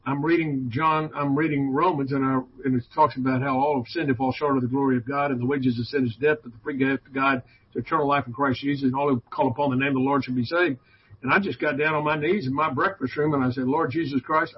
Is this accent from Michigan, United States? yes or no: no; Houston, Texas, United States; I was from Houston